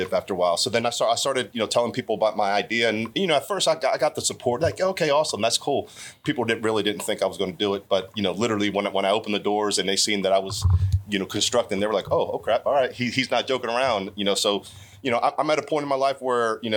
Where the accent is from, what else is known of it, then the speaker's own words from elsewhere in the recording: Baltimore, Maryland, United States; I grew up in Baltimore City